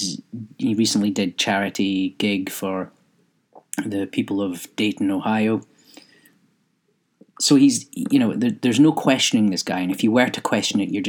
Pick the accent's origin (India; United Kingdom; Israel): United Kingdom; Scotland; being British but Scottish